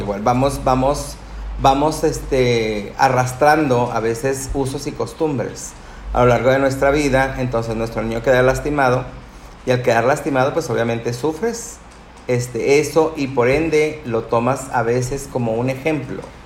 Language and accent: Spanish; Nuevo León, Mexico; Los siguientes seis, que son mis hermanos, Este, somos de Nuevo León